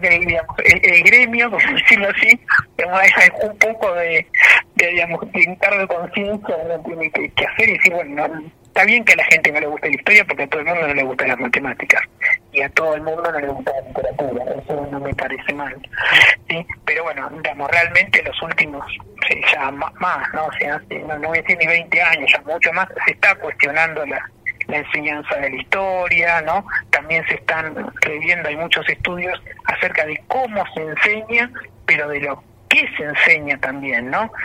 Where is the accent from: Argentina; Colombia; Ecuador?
Argentina; somos argentinos, tenemos nuestras particularidades